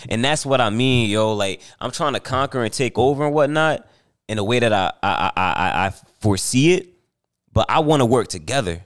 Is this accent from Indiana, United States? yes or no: no; New Jersey, United States; I'm from New Jersey